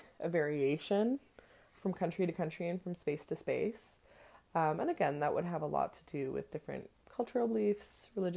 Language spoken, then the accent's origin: English; Canada; I'm Canadian